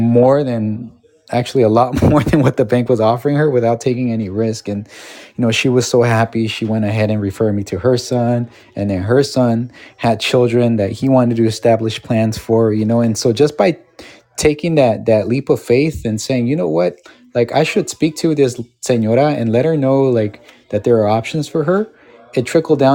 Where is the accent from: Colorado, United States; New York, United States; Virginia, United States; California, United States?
California, United States; Los Angeles; I grew up in Los Angeles